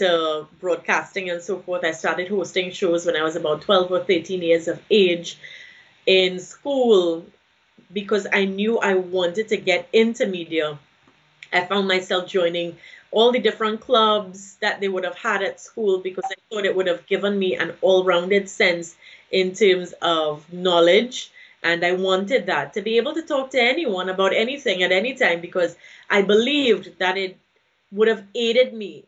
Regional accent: Trinidad & Tobago; from Trinidad and Tobago

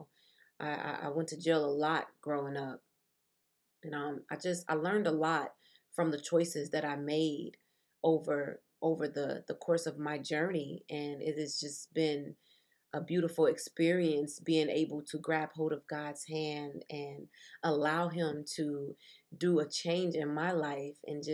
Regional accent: Chicago, Illinois, United States; I was born and raised in Chicago, Illinois

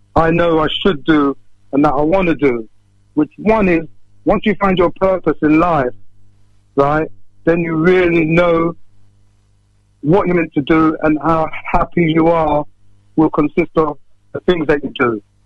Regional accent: Northampton, East Midlands, United Kingdom; growing up in Northampton many years ago

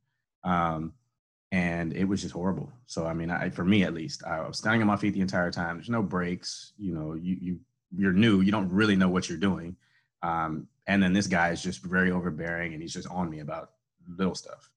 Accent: Houston, Texas, United States; moved away as an adult; also born or lived in Shreveport, Louisiana / Gainesville, Florida; now in Harlingen, United States; I grew up in Houston

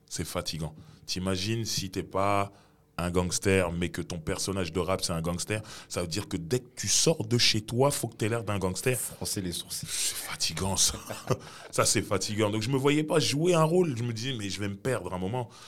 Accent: Cameroon; Après, je me suis dit, mais en tant que Camerounais

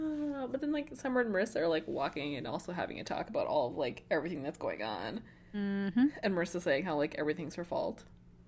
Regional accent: Canada; We're Canadian, it's bilingual

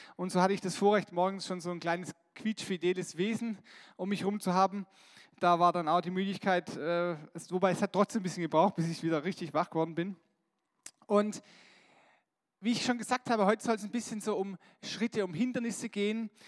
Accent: Germany; wir als Deutsche

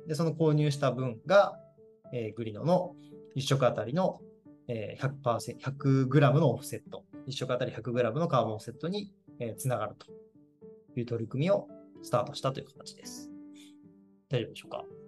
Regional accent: Kagawa, Japan; 僕、香川県出身なんで

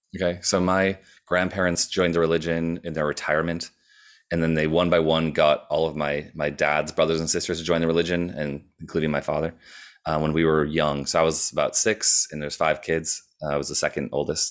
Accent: Wisconsin, United States; moved away as an adult; also born or lived in Minneapolis; I moved from Wisconsin to Minneapolis for, and I went to college

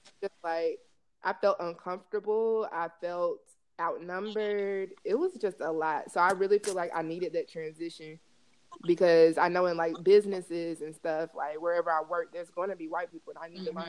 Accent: Decatur, Georgia, United States; I'm originally from Atlanta. So, I grew up in, Decatur, east side of Atlanta, which is all Black. Like, I had never interacted with a white person. I went to all Black schools ever since I went to, pre-K.

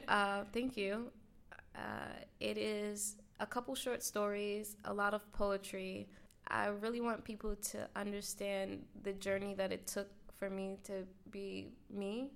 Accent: New York City, New York, United States; I'm from the South Bronx.

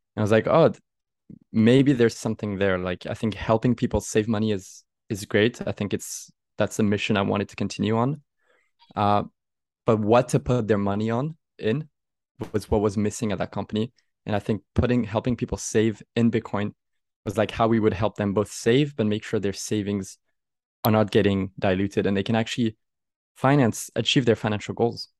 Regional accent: Aix-en-Provence, Provence-Alpes-Côte d'Azur, France; moved away as an adult; now in Paris, France; I'm originally from Aix-en-Provence

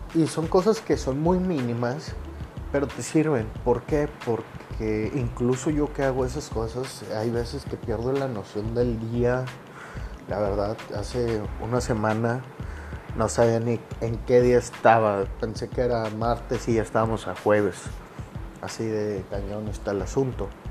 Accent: Monterrey, Nuevo León, Mexico; yo soy originario de Monterrey, Nuevo León

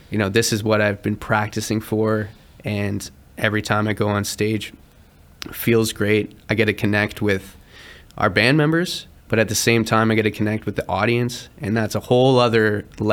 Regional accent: around Toronto, Ontario, Canada; We focus primarily in Toronto because we're from Toronto. We're from around Toronto

